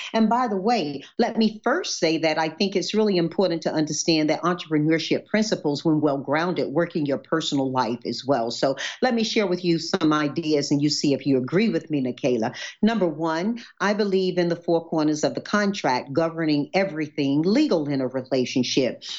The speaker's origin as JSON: {"language": "English", "region": "Deep South", "country": "United States", "tie": "born or raised there", "moved": "yes", "lives_now": "California, United States"}